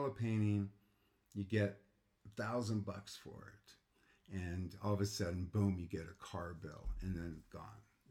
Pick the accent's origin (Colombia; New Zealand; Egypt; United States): United States; I grew up in Lake Tahoe